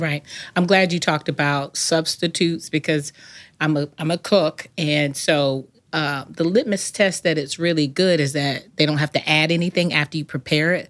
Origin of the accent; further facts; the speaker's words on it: the South, United States; I grew up in the South